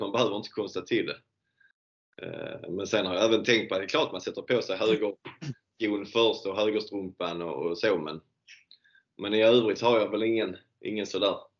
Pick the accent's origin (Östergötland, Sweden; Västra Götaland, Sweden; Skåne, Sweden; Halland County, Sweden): Skåne, Sweden; Landskrona; här hemma i Landskrona